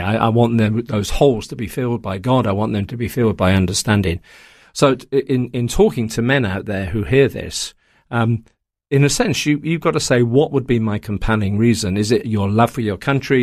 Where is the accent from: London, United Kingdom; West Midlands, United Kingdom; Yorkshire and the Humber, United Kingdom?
West Midlands, United Kingdom; Coventry; moved away; also born or lived in Taiwan; I grew up in Coventry in England, um, in the, the fifties and the sixties